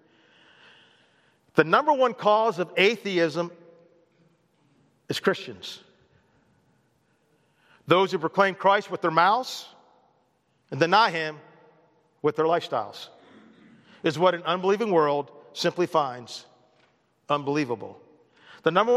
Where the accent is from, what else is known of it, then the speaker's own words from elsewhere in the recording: United States; I'm an American